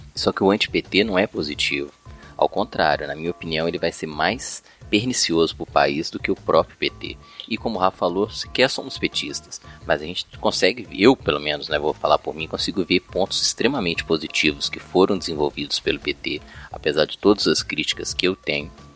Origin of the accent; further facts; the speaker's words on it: Minas Gerais, Brazil; aqui eu sou mineiro, né, aqui em Minas Gerais